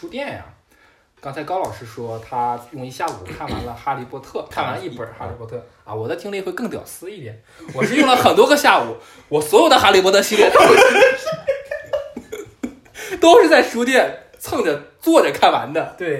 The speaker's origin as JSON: {"language": "Chinese", "region": "northern China", "country": "China", "said": "因为我作为一个北方人嘛，就很少去南方，所以当时觉得还好。"}